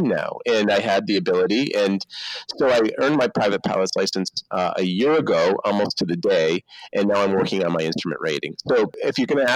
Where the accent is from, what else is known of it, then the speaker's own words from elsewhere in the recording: Canada; moved away; I grew up in Canada